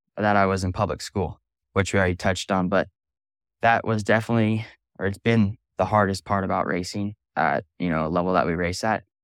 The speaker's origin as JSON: {"language": "English", "town": "Simi Valley", "region": "California", "country": "United States", "said": "I'm from Simi Valley, California"}